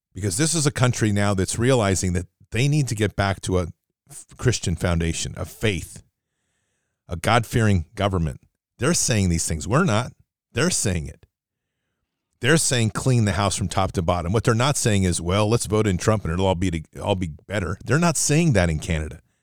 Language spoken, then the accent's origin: English; United States; as an American